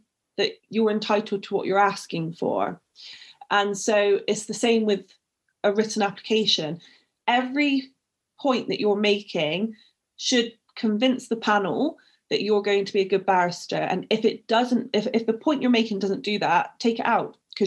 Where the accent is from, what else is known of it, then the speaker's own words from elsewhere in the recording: Bristol, South West England, United Kingdom; accent: Bristolian; I've called myself the Bristolian barrister, and that wasn't by mistake. I used to get ridiculed for my accent.